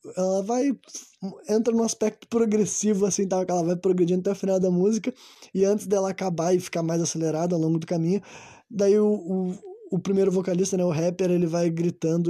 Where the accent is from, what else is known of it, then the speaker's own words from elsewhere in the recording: Brazil; Nós somos brasileiros